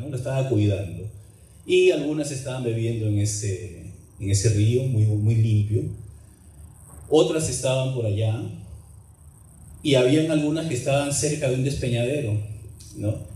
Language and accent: Spanish; Peru; moved away as an adult; Pero tengo ya 33 años de vivir aquí. Em, es un pueblo minero a, cuatro, a más de 4.500 metros de altura sobre el nivel del mar.